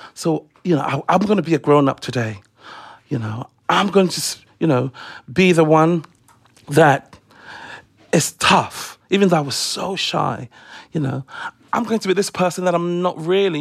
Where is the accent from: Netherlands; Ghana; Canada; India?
Ghana; now in London, United Kingdom; growing up in Africa